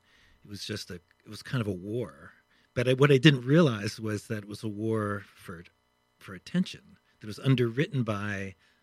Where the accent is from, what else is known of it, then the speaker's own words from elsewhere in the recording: Pittsburgh, Pennsylvania, United States; Pittsburgh, Pennsylvania.